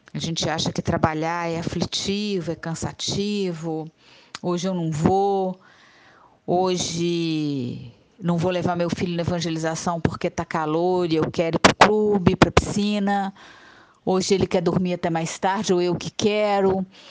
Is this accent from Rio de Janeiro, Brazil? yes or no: no; Juiz de Fora, Minas Gerais, Brazil; moved away as an adult; now in Muriaé, Brazil; eu sou de Juiz de Fora, mas eu estou aqui em Muriaé, sou muriaense por adoção completa há mais de 10 anos